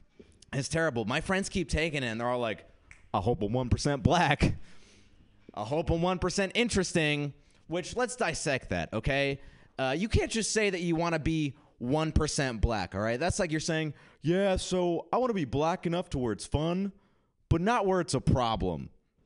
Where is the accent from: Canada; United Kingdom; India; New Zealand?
India; I'm Indian, which meant growing up, my only job option was to be a disappointment. That's right. I was stoked to go back to India recently because I hadn't been forever and I wanted to go and reconnect with my culture.